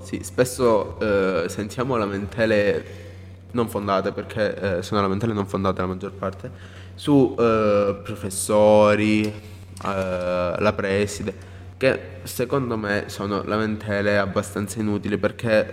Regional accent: Nova, near Oppido Mamertina, Calabria, Italy; io vengo da un paese un po' più lontano da, rispetto a Oppido perché io in realtà il liceo classico potevo tranquillamente andare io sono di Nova

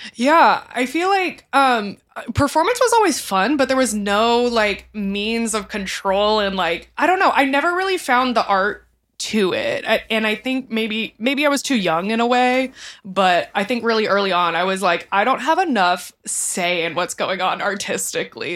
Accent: Kingwood, Texas, United States; moved away as an adult; also born or lived in New York City; I grew up in the outskirts of Houston, Texas, in a town called Kingwood

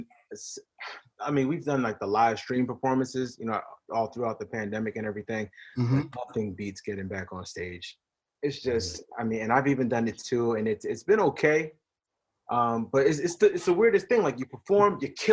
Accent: Philadelphia, Pennsylvania, United States; moved away; Back home in my hometown, Philly

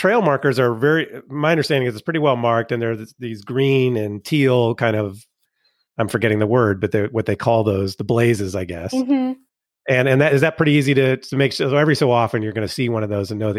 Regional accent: United States; We'll call it Cicerone because we're American.

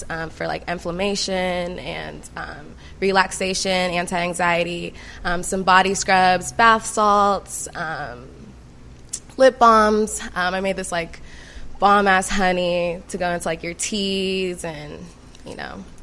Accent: California, United States; moved away as an adult; now in Atlanta, United States; I'm originally from Cali

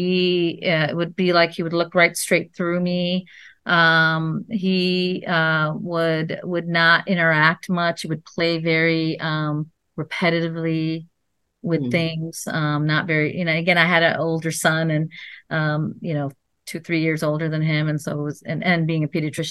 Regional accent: Ann Arbor, Michigan, United States; moved away as an adult; also born or lived in Chapel Hill, North Carolina; now in Los Angeles, United States; I grew up in Michigan, Ann Arbor, Michigan

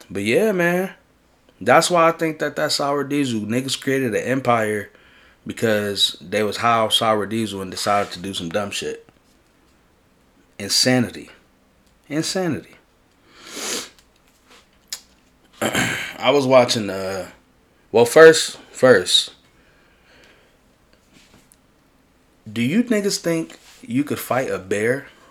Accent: New York City, New York, United States; I'm from in the Bronx. I'm from River Park Towers

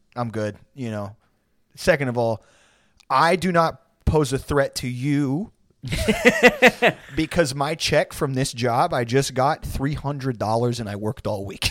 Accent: San Jacinto Monument area, near Houston, Texas, United States; out in my hometown, there's a, the San Jacinto Monument

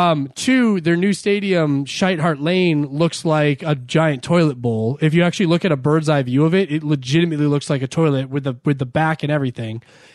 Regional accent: Ireland; Oh, I was like, me? Why are you including me in that? Because I'm Irish?

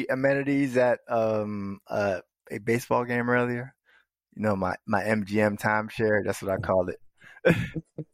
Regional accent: Florida, United States; growing up in Florida

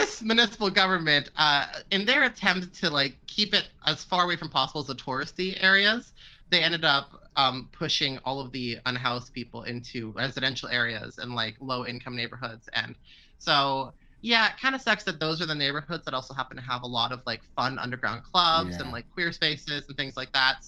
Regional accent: Vancouver, British Columbia, Canada; born and raised in Vancouver

